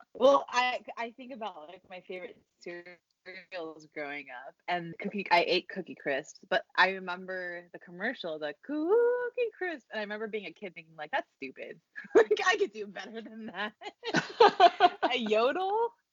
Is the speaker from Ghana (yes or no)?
no; Philippines; I'm I'm from the Philippines